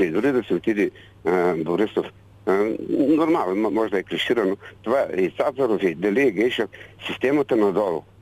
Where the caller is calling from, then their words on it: Burgas, Burgas Province, Bulgaria; Госпожо Великова, да … от Бургас съм.